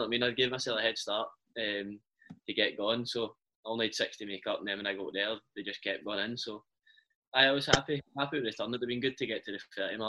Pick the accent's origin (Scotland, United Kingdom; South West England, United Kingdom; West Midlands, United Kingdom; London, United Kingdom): Scotland, United Kingdom; Glasgow; now in Dundee, United Kingdom; Bayliston in Glasgow.